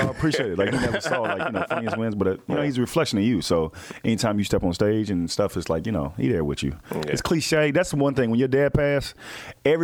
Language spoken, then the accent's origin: English; Texas, United States; I'm from Texas.